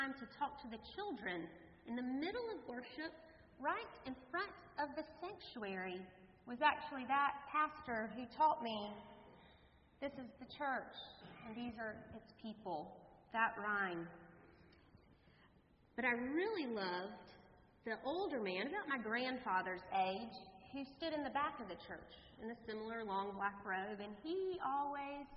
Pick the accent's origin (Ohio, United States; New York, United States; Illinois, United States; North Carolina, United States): North Carolina, United States; I was raised in the Presbyterian Church, a small Presbyterian church in North Carolina.